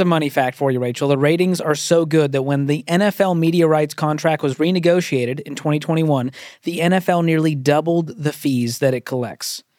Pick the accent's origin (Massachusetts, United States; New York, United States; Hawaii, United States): Massachusetts, United States; Boston; moved away; I'm from Boston, so I'm, I was, just grew up as a Boston general fan of all the Boston teams.